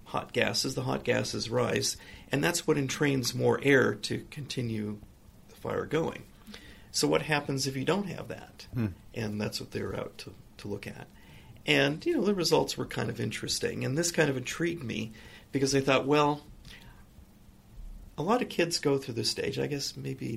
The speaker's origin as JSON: {"language": "English", "town": "Newport Beach", "region": "California", "country": "United States", "tie": "born or raised there", "also_born_or_lived": "Los Angeles area, California", "said": "I consider really Newport Beach to be my hometown because I went to junior high and high school there"}